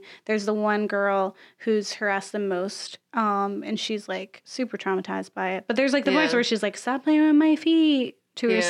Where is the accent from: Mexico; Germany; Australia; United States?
United States; Florida; we would have a hurricane because I'm from Florida